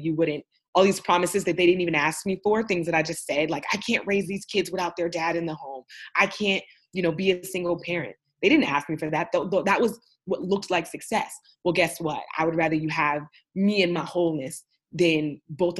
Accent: Oakland, California, United States; also born or lived in Austin, Texas; Oakland, California, my hometown

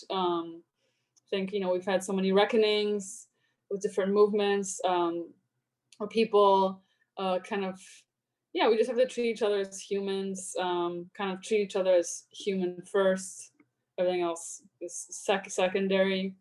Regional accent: Poland; now in United States; when i was growing up in poland um, my mom was a pianist in the orchestra there in my hometown

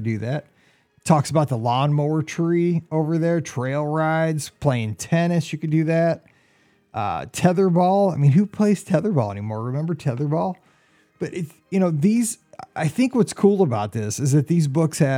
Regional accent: St. Louis, Missouri, United States; we're from St. Louis

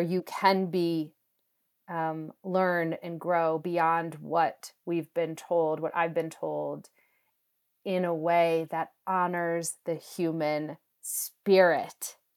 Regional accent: New England, United States; I'm from New England

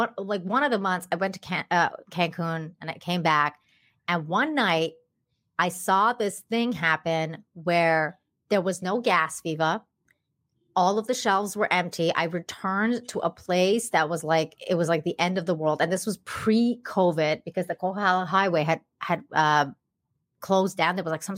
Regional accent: Tehran, Tehran Province, Iran; now in Canada; Well, I came from Tehran, so it was really, it was a really big difference in terms of, because when I moved to Canada

